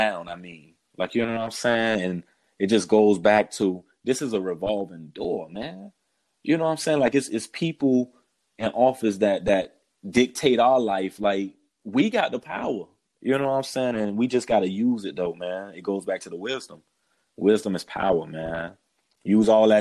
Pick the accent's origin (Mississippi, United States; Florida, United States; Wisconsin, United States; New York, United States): Florida, United States; South; moved away as an adult; also born or lived in Fort Lauderdale, Florida; now in Massachusetts, United States; Me growing up in Florida